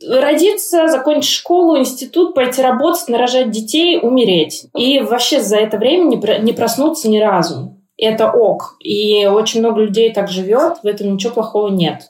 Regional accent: Nizhny Novgorod, Nizhny Novgorod Oblast, Russia; also born or lived in Moscow; now in Lisbon, Portugal; Я из Нижнего Новгорода, и в какой-то момент я переехала в Москву

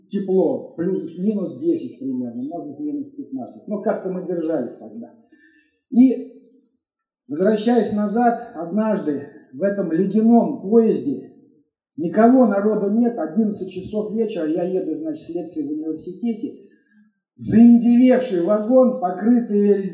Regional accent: Elektrostal, Moscow Oblast, Russia; ездил из своего родного города Электросталь в Москву, там учился, а потом поздно вечером возвращался обратно.

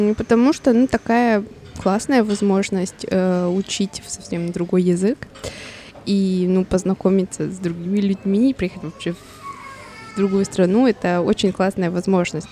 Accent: Colombia; Russian is a second language; moved away as an adult; now in Vladivostok, Russia; я из Колумбии

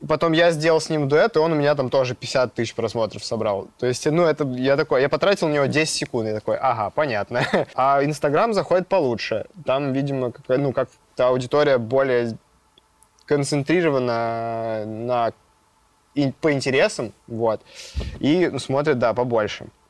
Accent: Gorno-Altaysk, Altai Krai, Russia; moved away; я родился в Горно-Алтайске и э, начал там тоже увлекаться музыкой

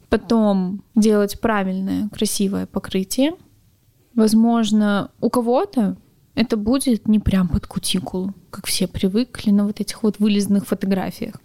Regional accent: Primorsky Krai, Russia; moved away; я родом вообще из Приморского края.

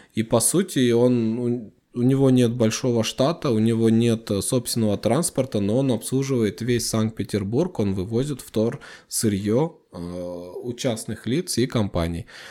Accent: Kazakhstan; нашей страны

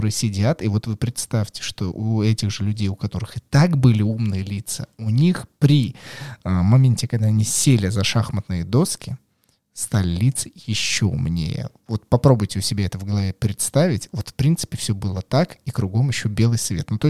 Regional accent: Moscow, Russia; Я москвичка, и огромное количество мест

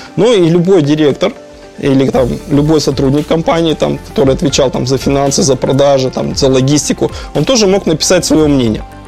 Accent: Kazakhstan; moved away; also born or lived in Urals / Yekaterinburg / Andorra; я сам родом из Казахстана

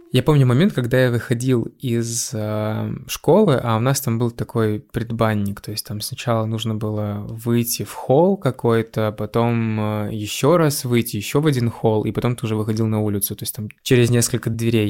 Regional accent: Raduzhny, Russia; небольшой сибирский город, в котором я родился и вырос.

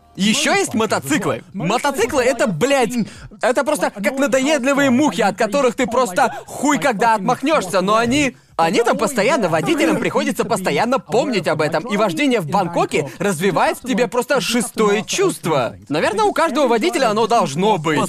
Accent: Brighton, South East England, United Kingdom; moved away as an adult; also born or lived in London / Bangkok; я вырос в Брайтоне

